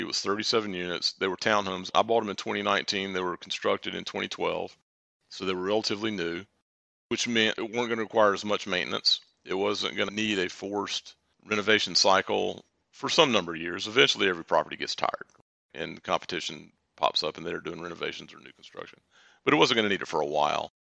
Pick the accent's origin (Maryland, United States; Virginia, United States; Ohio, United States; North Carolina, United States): North Carolina, United States; Durham; now in Charlotte, United States; I'm from Durham originally, although I live in Charlotte now